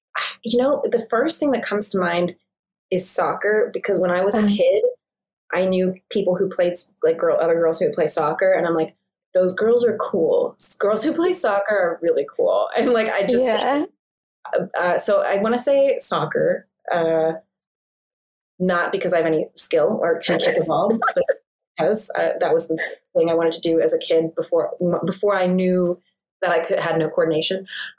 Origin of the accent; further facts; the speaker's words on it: East Coast, United States; It's like, I'm from the East Coast and moving out here.